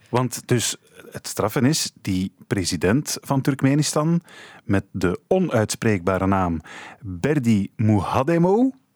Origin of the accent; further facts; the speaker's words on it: Flanders, Belgium; bij ons in Vlaanderen